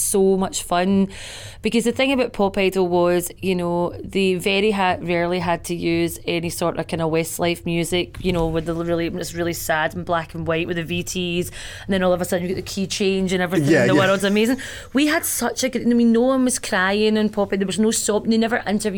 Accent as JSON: {"language": "English", "town": "Glasgow", "region": "Scotland", "country": "United Kingdom", "said": "I came from Bayliston in Glasgow, and I was living in Shawlands with my mate at the time"}